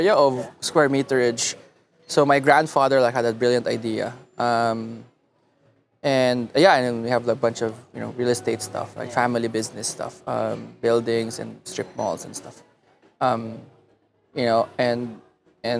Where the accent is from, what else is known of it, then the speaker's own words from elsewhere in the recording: Muntinlupa, Metro Manila, Philippines; also born or lived in Los Angeles, United States / Davao, Philippines; I was born in LA, but then I grew up in Manila most of my life.